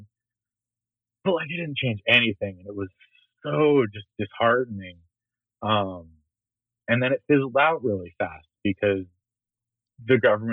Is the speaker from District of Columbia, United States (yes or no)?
no; Oakland, California, United States; growing up in Oakland